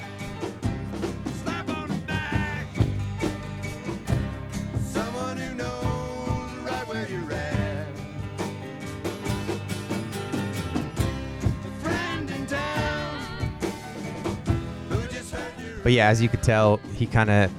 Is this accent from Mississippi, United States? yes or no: no; Montana, United States; I told him I was from Montana.